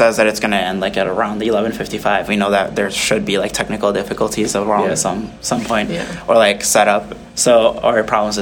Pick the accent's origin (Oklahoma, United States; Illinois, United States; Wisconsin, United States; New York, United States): Illinois, United States; Chicagoland area; moved away; a lot of them are actually bands from my hometown